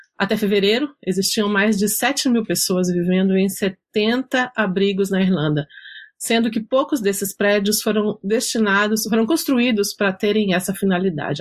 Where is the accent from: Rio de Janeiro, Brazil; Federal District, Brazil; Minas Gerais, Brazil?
Minas Gerais, Brazil; sou mineira